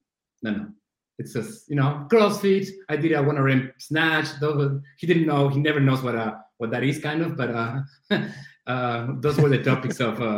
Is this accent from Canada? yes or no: no; Buenos Aires, Argentina; born there; English is a second language; moved away; also born or lived in Brazil / Spain / New York / Boston; Yeah, I was born in Buenos Aires in Argentina.